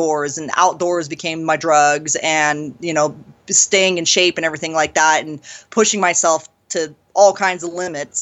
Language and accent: English; San Andreas, California, United States; moved away; where I was born in Northern California. It's in the foothills of California. It's this little town called San Andreas, Calaveras County